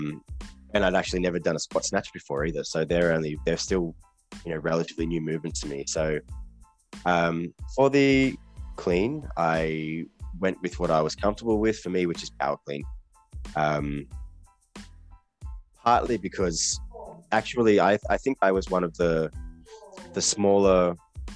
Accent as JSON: {"language": "English", "town": "Malang", "region": "East Java", "country": "Indonesia", "tie": "born or raised there", "said": "my hometown, Malang"}